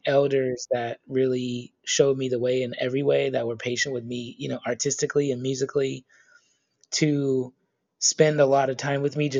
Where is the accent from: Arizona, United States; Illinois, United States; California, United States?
California, United States; Bay Area; moved away as an adult; now in East Coast, United States; I've been living in the East Coast for the last like 15 years or so, but I was raised in the Bay Area